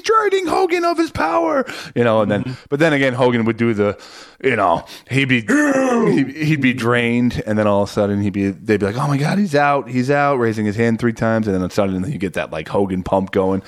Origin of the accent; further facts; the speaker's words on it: Woodbridge, New Jersey, United States; also born or lived in Denville, New Jersey; I grew up in Woodbridge.